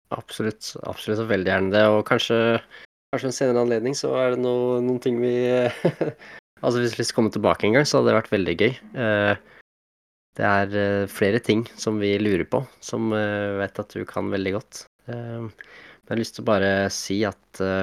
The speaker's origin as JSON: {"language": "Norwegian", "region": "Eastern Norway", "country": "Norway", "also_born_or_lived": "Oslo / Harstad", "lives_now": "Kongsberg, Norway", "said": "jeg er jo egentlig østlending"}